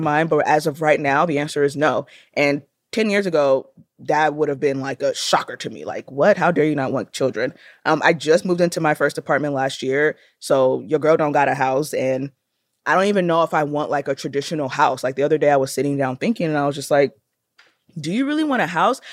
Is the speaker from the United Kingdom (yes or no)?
no; Nigeria; I am Nigerian